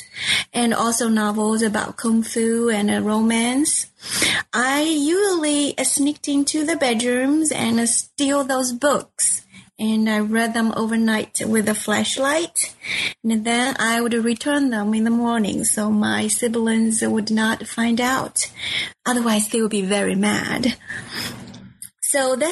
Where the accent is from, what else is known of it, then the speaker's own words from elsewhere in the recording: Wenzhou, Zhejiang, China; English is a second language; moved away as an adult; now in Texas, United States; I was born in Wenzhou, Zhejiang province